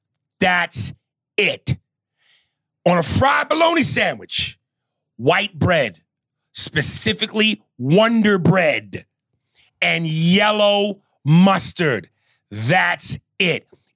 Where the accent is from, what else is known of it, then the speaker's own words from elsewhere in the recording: New York, United States; moved away; as a New Yorker